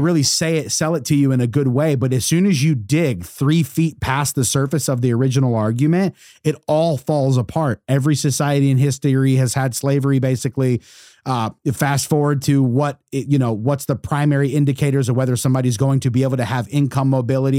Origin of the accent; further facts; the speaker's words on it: United States; as an American